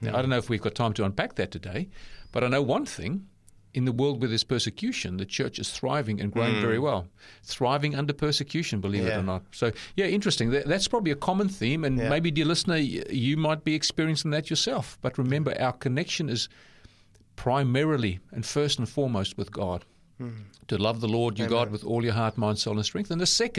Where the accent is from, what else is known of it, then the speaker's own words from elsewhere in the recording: South Africa; born there; accent: South African, New Zealand; also born or lived in New Zealand; I'm South African born myself, but lived in New Zealand a number of times, but all up 23 years. So I've got a South African, New Zealand accent.